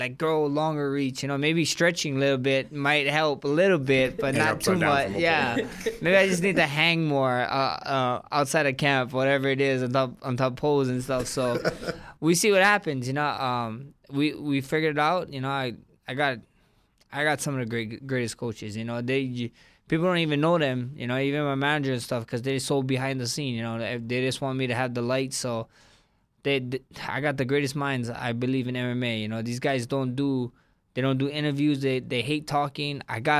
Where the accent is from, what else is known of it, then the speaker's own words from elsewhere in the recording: Hawaii, United States; I'm Polynesian, Samoan, I'm Hawaiian.